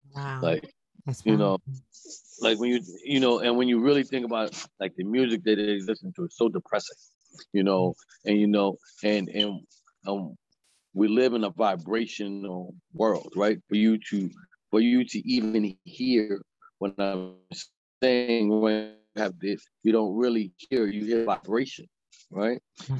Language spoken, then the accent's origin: English; New York City, New York, United States; moved away as an adult; now in Allentown, United States; I'm born and raised in Harlem, but the work that I'm doing, I'm doing in Allentown, Pennsylvania